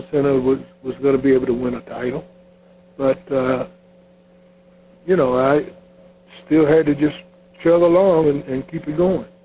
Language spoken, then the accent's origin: English; Chicago, Illinois, United States; Uh, he, he was a Chicago Bull, and we're from Chicago.